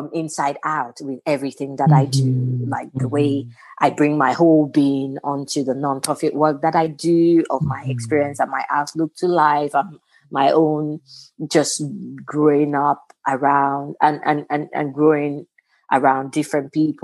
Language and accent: English; Osun, Nigeria; moved away as an adult; also born or lived in England; now in United States; living in England, growing up in Nigeria